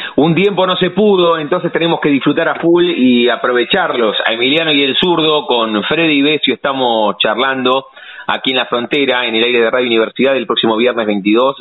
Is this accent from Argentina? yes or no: yes; La Plata, Buenos Aires Province, Argentina; los que nacimos aquí en La Plata